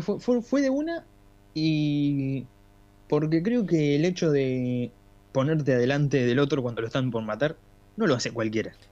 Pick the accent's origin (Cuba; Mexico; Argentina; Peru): Argentina; somos argentinos